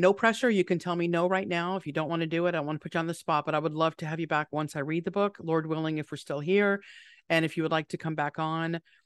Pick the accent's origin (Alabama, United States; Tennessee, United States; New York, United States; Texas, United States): New York, United States; being a New Yorker